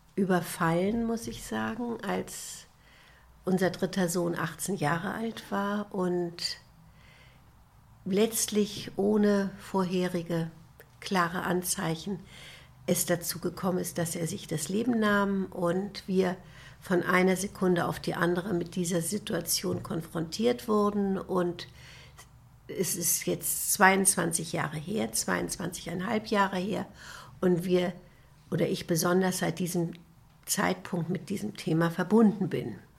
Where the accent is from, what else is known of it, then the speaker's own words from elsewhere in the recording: Kiel, Schleswig-Holstein, Germany; Ich bin in Kiel geboren